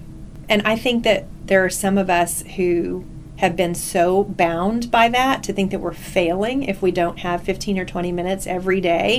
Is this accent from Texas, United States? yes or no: yes; North Texas, United States; also born or lived in Alabama / Houston / Dallas; I was actually born in Alabama, but at this point, I've been here since I was 3 years old in Texas, so I think I need to claim that I am, in fact, a Texan, and was raised in Texas